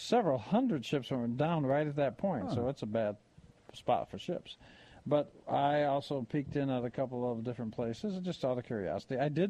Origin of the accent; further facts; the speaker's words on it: Michigan, United States; moved away; I grew up in Michigan.